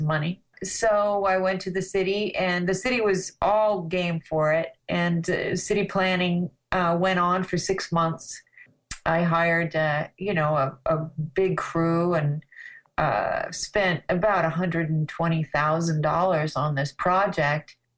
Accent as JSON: {"language": "English", "region": "Colorado", "country": "United States", "tie": "born or raised there", "also_born_or_lived": "Los Angeles / Weed, California", "moved": "yes", "lives_now": "Ashland, Oregon, United States", "said": "I grew up in Colorado, and I was kind of a mountain girl, and I had a horse when I was a kid"}